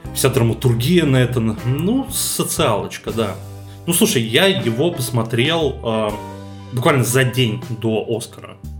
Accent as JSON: {"language": "Russian", "country": "Russia", "said": "нашей страны"}